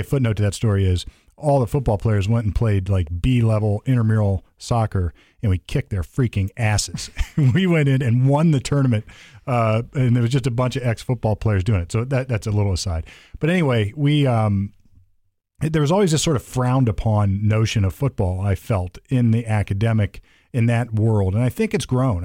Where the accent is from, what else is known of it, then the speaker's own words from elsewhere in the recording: Sunbury, Ohio, United States; I came from Sunbury, Ohio